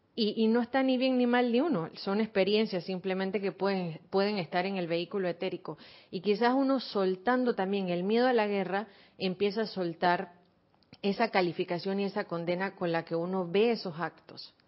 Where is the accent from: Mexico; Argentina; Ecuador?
Argentina; also born or lived in Buenos Aires; now in Panama; Yo como argentina, que estuve en Buenos Aires en un colegio judío